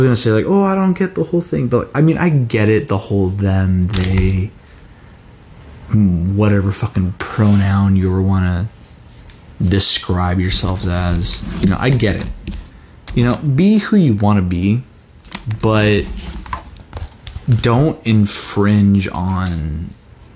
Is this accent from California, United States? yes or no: yes; California, United States; I'm from California